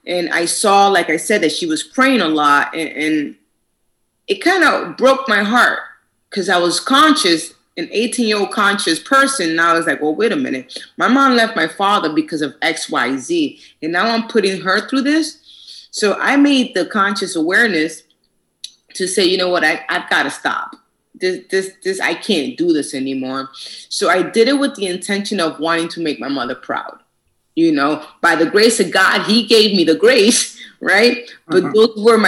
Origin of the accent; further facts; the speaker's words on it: New York City, New York, United States; moved away; also born or lived in Boston; And I'm originally from New York, Manhattan, New York. And my mom moved me and my sister to Boston, outside of Boston.